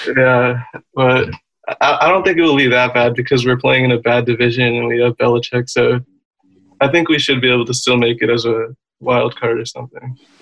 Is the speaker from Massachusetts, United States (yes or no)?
yes; Massachusetts, United States; I'm from Massachusetts, so I'm a Patriots fan